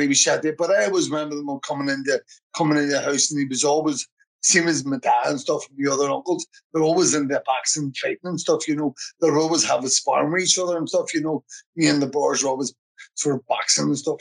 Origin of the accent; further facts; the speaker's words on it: Belfast, Northern Ireland, United Kingdom; I was born in Ballymurphy, um, 1971, 4th, November, 4th November 1971